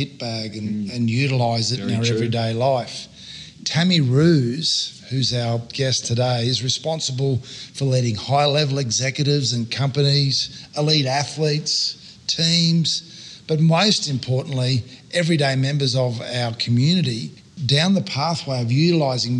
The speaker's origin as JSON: {"language": "English", "country": "Australia", "accent": "Australian", "said": "I'm an Australian male"}